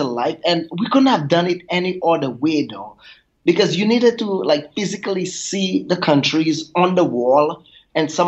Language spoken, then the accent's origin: English; Grace, St. Lucia; I grew up on the island of St. Lucia in the Caribbean, and my tiny little village is called Grace